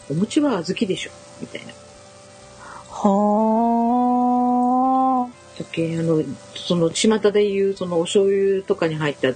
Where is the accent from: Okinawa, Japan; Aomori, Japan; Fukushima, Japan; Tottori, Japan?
Tottori, Japan; moved away; うち鳥取は昔からお正月ぜんざいなんで。